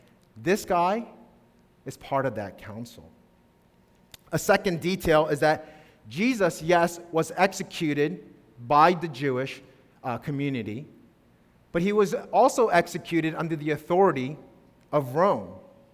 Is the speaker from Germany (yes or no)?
no; Tanzania; I grew up in Tanzania, or at least 6 years of my life.